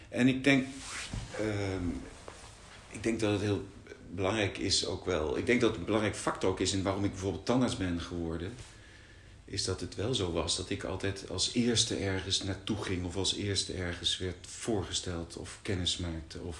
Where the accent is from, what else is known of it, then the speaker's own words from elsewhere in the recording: Brussels, Brussels-Capital Region, Belgium; en ik ben in Brussel geboren en getogen. Als oudste.